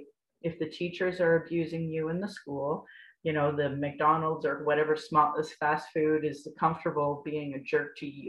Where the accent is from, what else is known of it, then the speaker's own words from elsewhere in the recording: Calgary, Alberta, Canada; moved away as an adult; now in Lethbridge, Canada; I'm from Abbeydale in Calgary